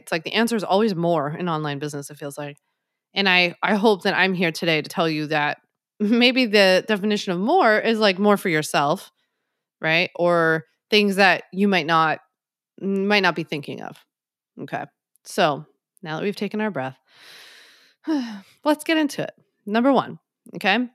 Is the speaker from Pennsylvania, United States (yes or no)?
yes; Philadelphia, Pennsylvania, United States; now in New York, United States; I'm from Philly, so we call it hoagies